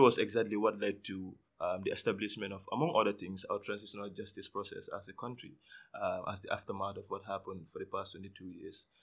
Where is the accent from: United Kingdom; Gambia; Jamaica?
Gambia; I'm from the Gambia.